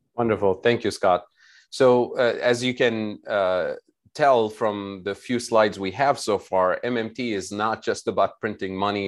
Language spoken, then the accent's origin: English; Tunisia; I'm originally from Tunisia